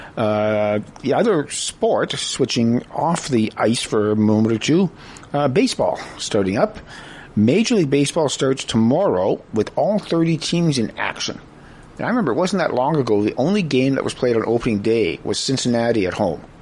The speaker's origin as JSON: {"language": "English", "town": "Prince George", "region": "British Columbia", "country": "Canada", "tie": "born or raised there", "said": "when I was growing up in Prince George, many, mm-hmm. many, many, many years ago"}